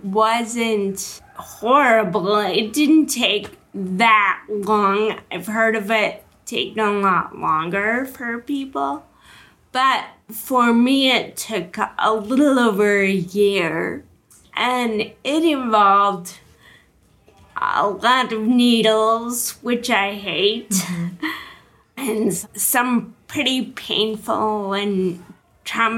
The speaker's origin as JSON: {"language": "English", "region": "Wisconsin", "country": "United States", "tie": "born or raised there", "moved": "as an adult", "lives_now": "San Diego, United States", "said": "I grew up in Wisconsin"}